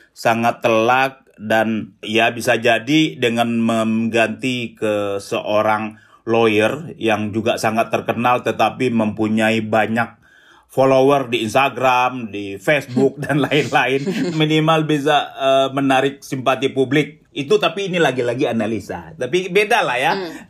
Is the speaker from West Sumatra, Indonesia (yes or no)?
yes; West Sumatra, Indonesia; oh kaget juga kita orang jauh non dari kampung saya sana, Sumatera Barat.